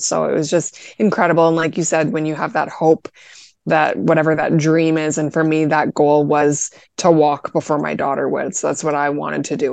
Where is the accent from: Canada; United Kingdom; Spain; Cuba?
Canada; I'm actually Canadian